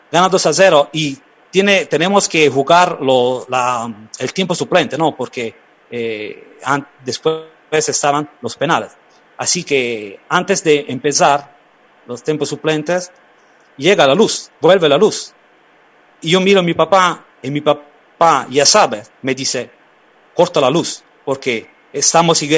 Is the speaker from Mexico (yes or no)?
no; Naples, Campania, Italy; mucha gente se fue del sur, de mi pueblo, de mi ciudad, de Nápoles también, ah, para buscar algo bueno en Argentina o en América.